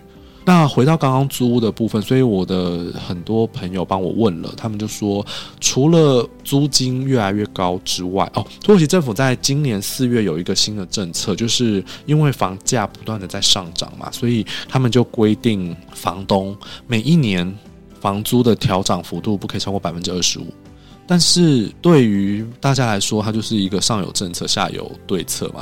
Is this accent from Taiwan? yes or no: yes; Taiwan; 又从一个听起来很陌生的国度来，然后听起来好像又不是很有钱，因为毕竟台湾他们也不知道我们到底经济有多好嘛